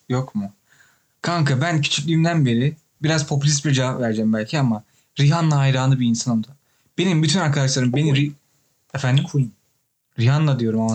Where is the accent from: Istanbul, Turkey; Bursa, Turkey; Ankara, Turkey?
Ankara, Turkey; moved away; Ben Ankaralıyım sonuçta